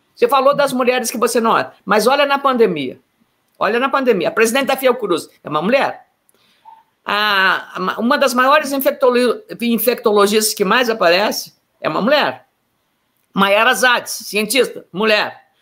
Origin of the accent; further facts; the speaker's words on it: Lagoa Vermelha, Rio Grande do Sul, Brazil; eu sou a filha mais velha de, de nove irmãos, né? nasci em Lagoa Vermelha, e como eu, quando eu era, digamos, eh, criança, adolescente, eu, eu cuidava dos meus irmãos